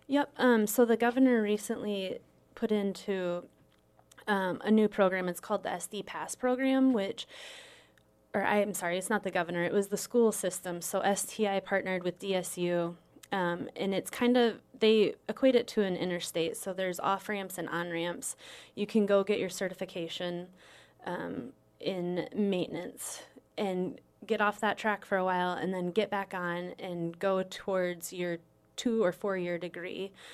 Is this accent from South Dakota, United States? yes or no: yes; Arlington, South Dakota, United States; moved away as an adult; also born or lived in Oklahoma; now in Sioux Falls, United States; I am originally from South Dakota